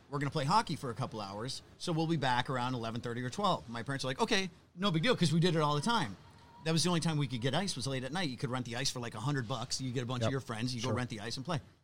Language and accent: English; Ishpeming, Michigan, United States; moved away; where I grew up in Michigan, it's a small town called Ishpeming.